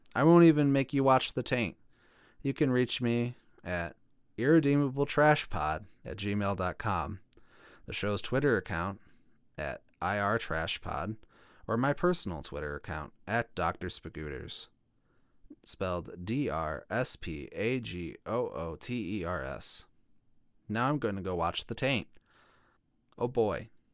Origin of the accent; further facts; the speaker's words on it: Illinois, United States; my home state of Illinois